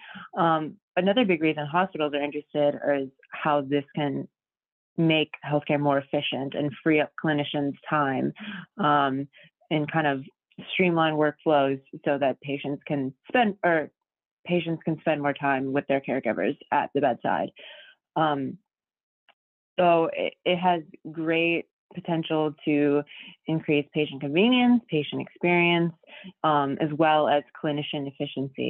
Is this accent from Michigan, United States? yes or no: yes; Detroit, Michigan, United States; moved away as an adult; now in Chicago, United States; I'm from Detroit, and I came to Chicago in 2016 to study journalism at DePaul University